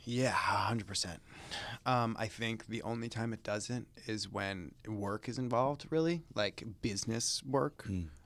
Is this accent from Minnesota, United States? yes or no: no; Chicago, Illinois, United States; moved away; I grew up in the Midwest. I feel like, or s- Chicago specifically